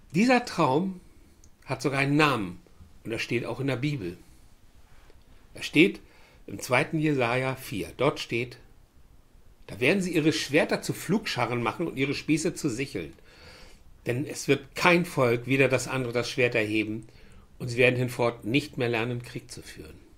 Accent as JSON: {"language": "German", "country": "Germany", "said": "Ich bin ein Deutscher"}